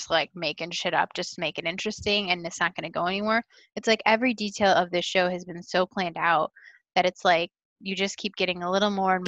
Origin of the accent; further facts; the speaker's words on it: Midwest, United States; I'm from the Midwest